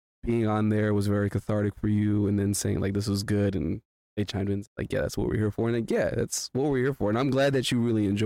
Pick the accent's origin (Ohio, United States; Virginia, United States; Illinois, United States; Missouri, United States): Illinois, United States; Westchester; I'm from Chicago